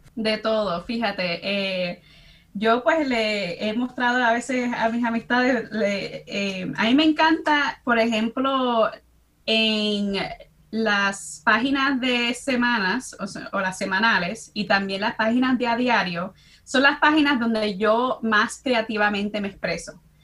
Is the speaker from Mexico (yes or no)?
no; Chicago, Illinois, United States; now in New Brunswick, United States; soy dominicana, nacida y crecí en Chicago, en el barrio de Humboldt Park